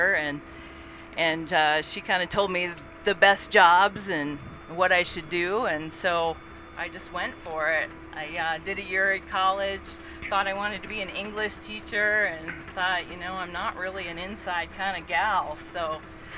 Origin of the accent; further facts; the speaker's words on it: Dubuque, Iowa, United States; now in Park City, United States; So I grew up in Dubuque, Iowa, which is on the Mississippi River